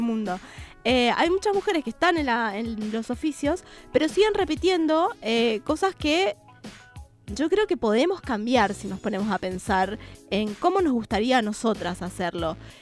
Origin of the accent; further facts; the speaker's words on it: Mendoza, Argentina; moved away as an adult; now in Buenos Aires Province, Argentina; Yo soy mendocina, sí. Pero me siento mucho más de bonaerense que mendocina, podría decir. Y la verdad es que vivo acá desde el 2001